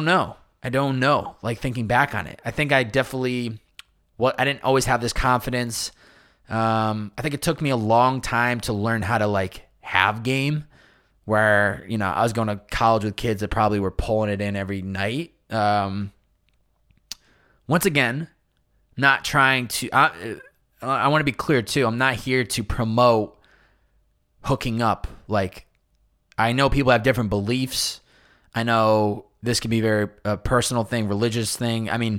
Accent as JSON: {"language": "English", "town": "Chicopee", "region": "Massachusetts", "country": "United States", "tie": "born or raised there", "said": "how the environment that I was raised in Chicopee, Massachusetts, and then college, and then where I am today in society"}